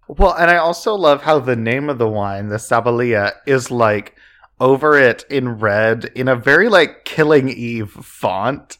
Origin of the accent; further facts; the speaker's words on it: just outside Oklahoma City, United States; we grew up just outside Oklahoma City